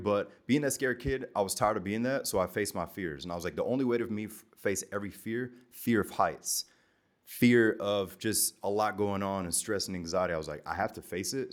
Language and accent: English; the South in America, United States; also born or lived in Germany; in elementary school, growing up in the South